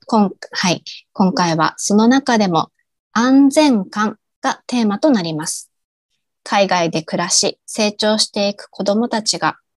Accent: Japan; moved away as an adult; now in Bangkok, Thailand

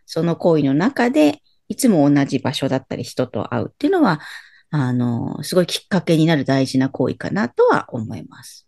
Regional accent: Nagoya, Aichi, Japan; 私が育った名古屋を帰るとは言わないんですよね

